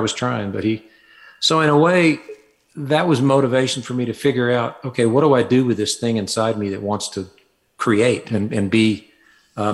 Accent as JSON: {"language": "English", "town": "Fayetteville", "region": "Arkansas", "country": "United States", "tie": "born or raised there", "moved": "as an adult", "lives_now": "Cedaredge, United States", "said": "I was born in Fayetteville, Arkansas, grew up there and lived there until I was about 24."}